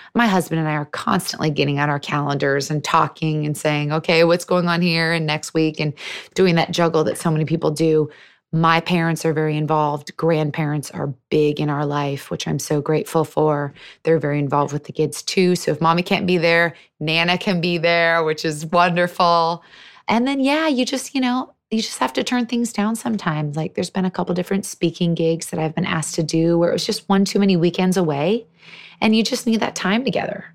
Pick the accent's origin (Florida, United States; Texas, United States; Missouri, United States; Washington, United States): Washington, United States; Seattle; I was born and raised in Seattle.